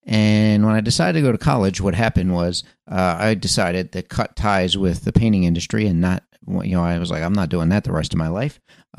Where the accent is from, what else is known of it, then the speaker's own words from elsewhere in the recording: Philadelphia, Pennsylvania, United States; I was born in Philadelphia, Pennsylvania, for those of you that don't know my story. And, you know, when I was raised in that area, my father had a part-time business.